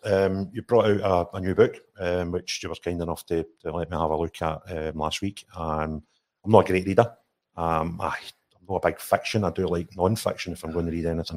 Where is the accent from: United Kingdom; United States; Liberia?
United Kingdom; Linwood, Scotland; I was brought up and I was born in Linwood